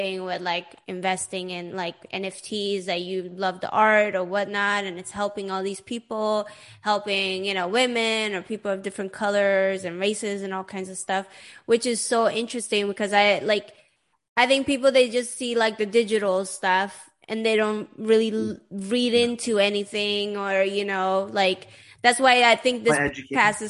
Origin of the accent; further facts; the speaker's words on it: Sweden; growing up in Sweden